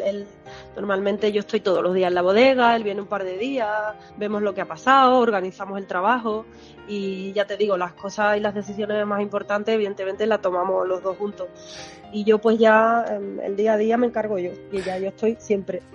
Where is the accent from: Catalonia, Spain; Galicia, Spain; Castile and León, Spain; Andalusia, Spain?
Andalusia, Spain; Moguer; moved away as an adult; also born or lived in Madrid / London / Mexico; now in Jerez de la Frontera, Spain; la zona de donde yo vengo, de Huelva a Moguer